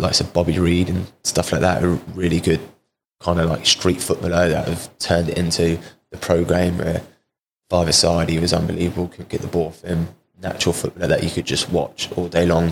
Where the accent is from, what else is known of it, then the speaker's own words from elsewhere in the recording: Portsmouth, South East England, United Kingdom; moved away; also born or lived in Cardiff; I've signed here at Portsmouth back to my hometown club